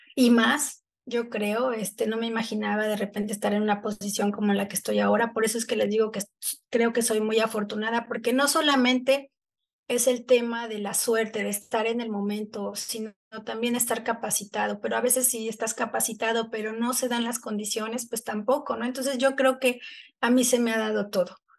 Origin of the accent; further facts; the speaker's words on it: Texcoco, State of Mexico, Mexico; now in Cancún, Mexico; yo crecí en, en Texcoco